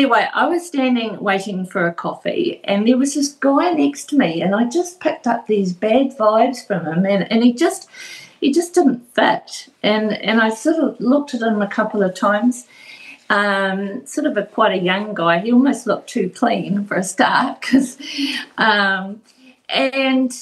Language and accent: English; Invercargill, Southland, New Zealand; now in Tauranga, New Zealand; Originally, I'm from Invercargill